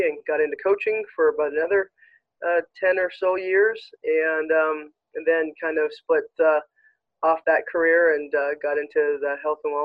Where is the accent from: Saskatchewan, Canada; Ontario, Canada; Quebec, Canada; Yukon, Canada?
Saskatchewan, Canada; Regina; moved away as an adult; now in Edmonton, Canada; I was born and raised in Regina